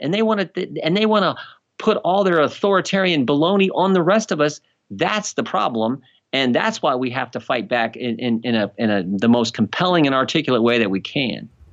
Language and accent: English; United States; I'm American